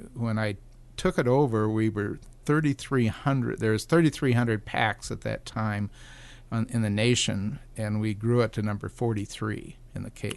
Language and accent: English; Oregon, United States; moved away as an adult; also born or lived in Southern California; now in Alaska, United States; I was born in Oregon, worked for the corporation in Oregon